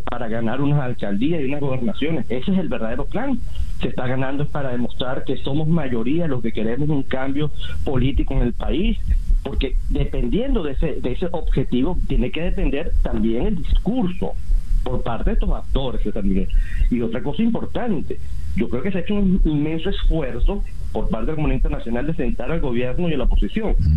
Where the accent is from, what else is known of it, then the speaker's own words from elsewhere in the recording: Venezuela; como venezolano de a pie